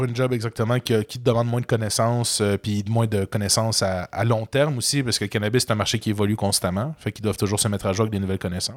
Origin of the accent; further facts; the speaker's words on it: Quebec, Canada; en tant que bon Canadien, français et, Québécois